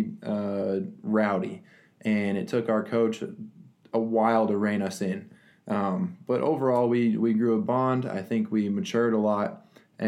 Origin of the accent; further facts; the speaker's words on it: Littleton, Colorado, United States; now in Texas, United States; I grew up in Littleton, Colorado, a suburb outside of Denver.